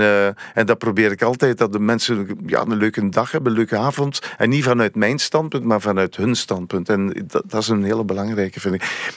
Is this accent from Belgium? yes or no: yes; Oudenaarde, Flanders, Belgium; Ik ben afkomstig van Oudenaar. Dat ligt net naast René Ronse.